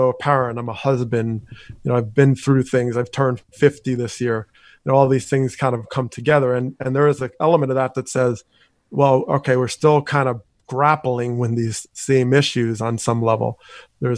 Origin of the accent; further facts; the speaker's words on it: Teaneck, New Jersey, United States; my time growing up in Teaneck, New Jersey